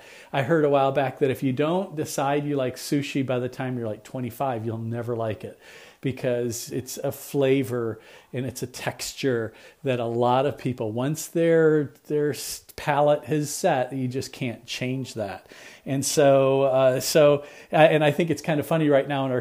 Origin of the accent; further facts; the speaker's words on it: South Texas, United States; moved away; I grew up in South Texas